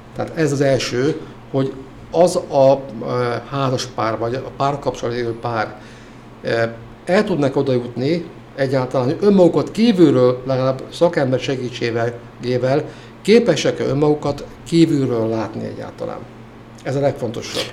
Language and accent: Hungarian; Hungary; moved away as an adult; also born or lived in Veszprém; én vidéken nőttem fel